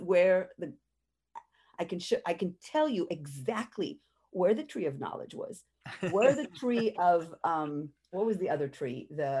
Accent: Jerusalem, Jerusalem District, Israel; I grew up in Jerusalem, and we study what we call the Bible.

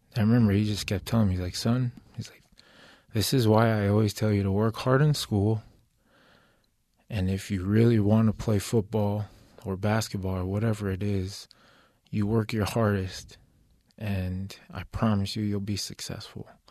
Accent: Orem, Utah, United States; also born or lived in Kahuku, Hawaii / San Bernardino County, California / Provo, Utah; we grew up in Orem, um, pretty much uh, just in a, a, small duplex out there. Went to Sharon Elementary

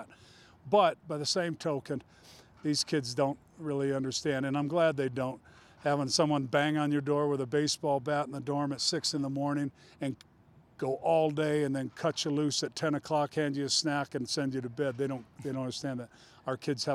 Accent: Colorado, United States; moved away; I'm a mountain guy. I'm from Colorado

